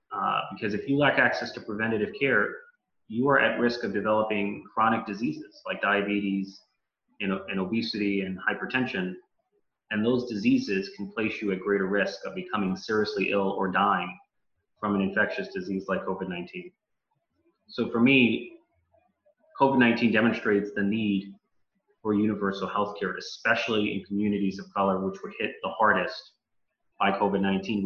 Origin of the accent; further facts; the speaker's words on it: New York City, New York, United States; born and bred in the Bronx